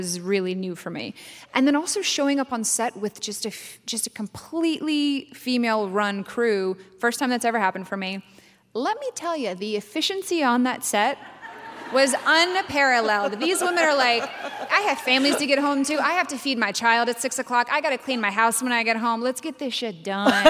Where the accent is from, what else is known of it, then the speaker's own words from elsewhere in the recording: North Carolina, United States; also born or lived in Brooklyn, New York; now in Texas, United States; I grew up in North Carolina